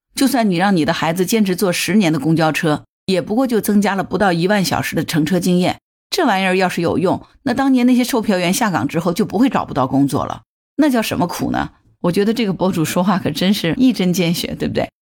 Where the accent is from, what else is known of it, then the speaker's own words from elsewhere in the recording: China; 作为中国人来说，我们五千年的历史血脉里，它是有吃苦的传统的